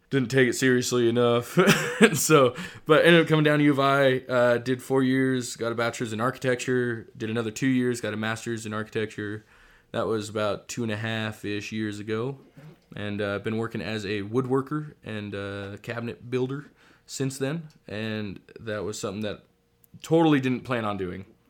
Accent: Alaska, United States; moved away as an adult; also born or lived in Idaho; now in Moscow, Idaho, United States; so I am originally from Alaska. I grew up, did eighteen, nineteen years, served nineteen years in Alaska

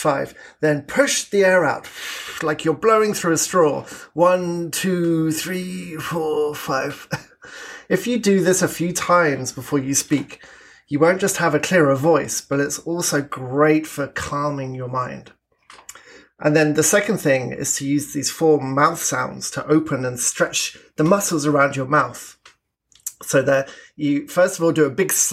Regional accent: south of England, United Kingdom; moved away as an adult; now in Canada; As you can probably tell from my accent, I'm originally from the south of England

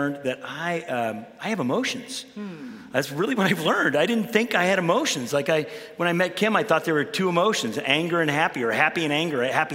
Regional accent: Chicago, Illinois, United States; I grew up in Chicago, Illinois.

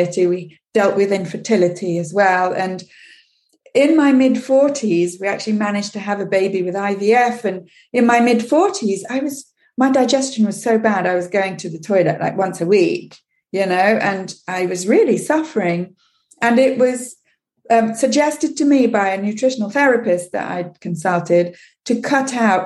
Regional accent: England, United Kingdom; moved away as an adult; now in Quebec, Canada; I grew up in England

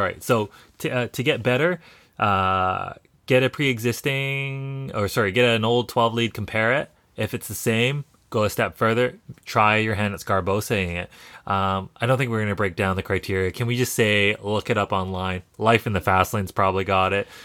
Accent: Canada; we're Canadian

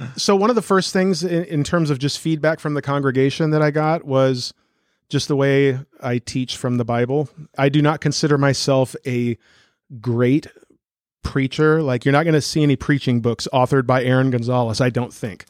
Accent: Newton, United States; pastoring a Christian Reformed church in my hometown. My wife and I are both from here

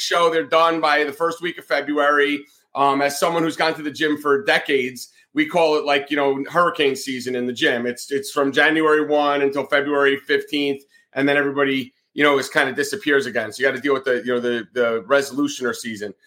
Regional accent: northern New Jersey, United States; moved away as an adult; also born or lived in Atlanta, Georgia / the South; Growing up in New Jersey, especially northern New Jersey

